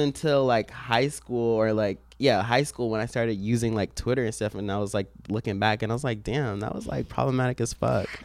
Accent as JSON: {"language": "English", "region": "Maryland", "country": "United States", "moved": "as an adult", "lives_now": "New York City, United States", "said": "I'm already from Maryland"}